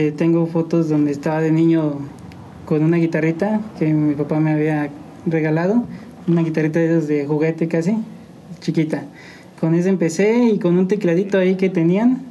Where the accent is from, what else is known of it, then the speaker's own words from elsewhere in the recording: San Juan del Río, Querétaro, Mexico; Soy originario de aquí de San Juan del Río. San Juan del Río Querétaro. Mi familia es de San Luis, pero yo nací aquí, aquí